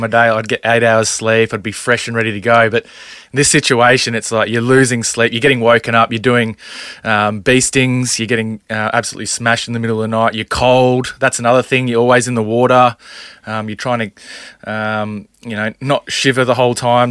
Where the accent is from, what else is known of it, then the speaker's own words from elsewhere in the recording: Townsville, Queensland, Australia; growing up in Townsville